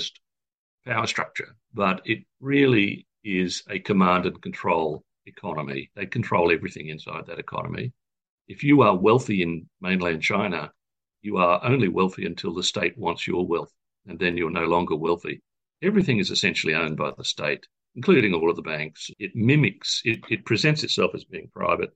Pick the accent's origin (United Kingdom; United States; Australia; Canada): Australia; also born or lived in Europe; I'm an Australian